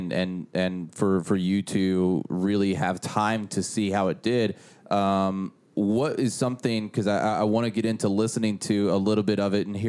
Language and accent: English; Tennessee, United States; Tennessee had an ice storm where I was from